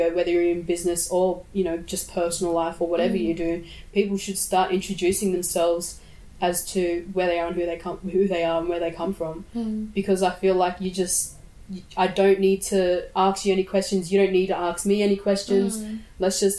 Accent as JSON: {"language": "English", "town": "Sydney", "region": "New South Wales", "country": "Australia", "tie": "born or raised there", "also_born_or_lived": "Brisbane", "said": "I come from the Birriggubba and Wanneroo tribe. I was born here in Brisbane, but I was later on raised in Sydney."}